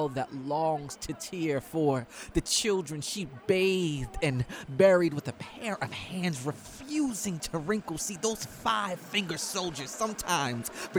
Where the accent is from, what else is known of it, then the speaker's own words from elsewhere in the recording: New York City, New York, United States; I come from New York City subway tunnels